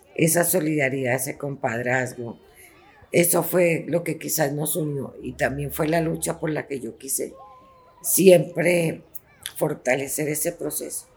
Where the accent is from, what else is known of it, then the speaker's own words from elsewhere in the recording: Colombia; moved away as an adult; also born or lived in Chile; Allá tenía alta calidad de vida pero volví a mi tierra